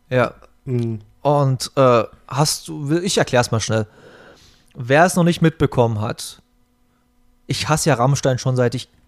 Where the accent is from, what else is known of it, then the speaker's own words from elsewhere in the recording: Berlin, Germany; und ich bin hier bei uns in der Gegend groß geworden